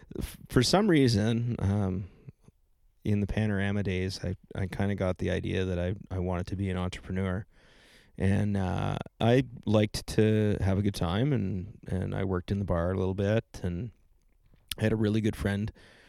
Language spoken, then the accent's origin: English; Ontario, Canada; I'm one of those imports from Ontario that never left, right? There's a lot of us.